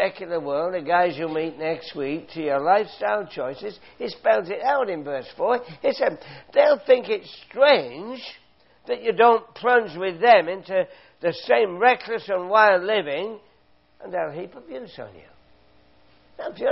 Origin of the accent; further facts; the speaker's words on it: London, United Kingdom; now in Canada; I come from England.